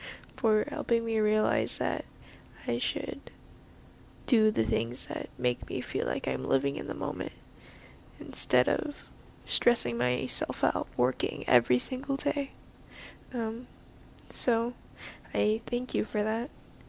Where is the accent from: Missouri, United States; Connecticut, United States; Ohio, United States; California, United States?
California, United States; Hi, I'm 15. I'm from California.